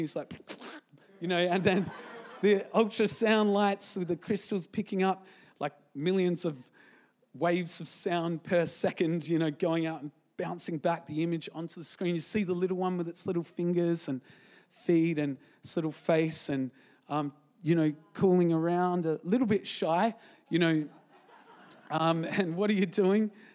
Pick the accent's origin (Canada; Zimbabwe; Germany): Zimbabwe; moved away; when I was born in Zimbabwe